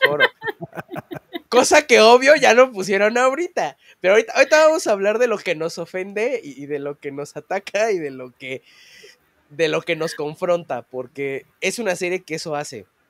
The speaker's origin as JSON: {"language": "Spanish", "country": "Mexico", "said": "somos mexicanos"}